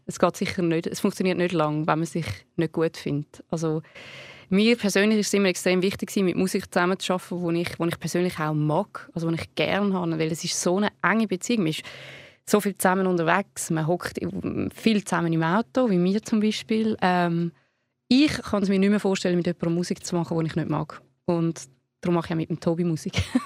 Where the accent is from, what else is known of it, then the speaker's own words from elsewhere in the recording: Zurich, Switzerland; wir sind ja beide aus Zürich